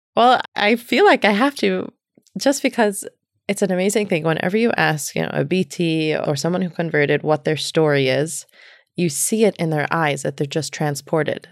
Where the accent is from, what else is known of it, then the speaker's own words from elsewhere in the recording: New York City, New York, United States; also born or lived in Long Island; now in New Haven, United States; I grew up in Manhattan. My family moved to Long Island